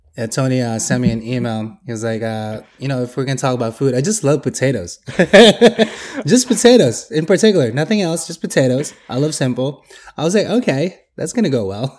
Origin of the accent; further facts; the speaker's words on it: Philippines; I'm Filipino